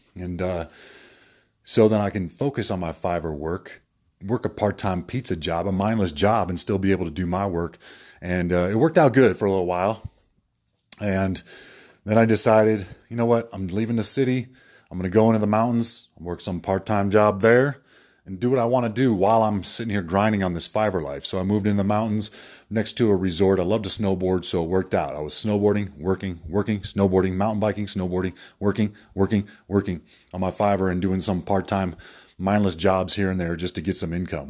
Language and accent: English; Denver, Colorado, United States; moved away as an adult; also born or lived in Atlanta; I'm originally from Denver here